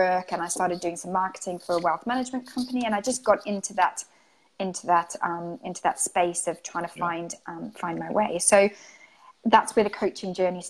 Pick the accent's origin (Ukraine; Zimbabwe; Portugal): Zimbabwe; moved away as an adult; also born or lived in Greece (ancestry); now in United Kingdom; I'm Greek, and I'm from Zimbabwe. And I've been living in the UK for about the last 18 years